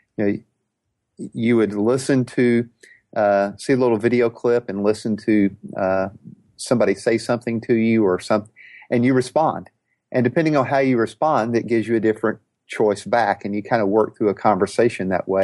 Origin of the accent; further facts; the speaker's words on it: Houston, Texas, United States; I'm from Houston, Texas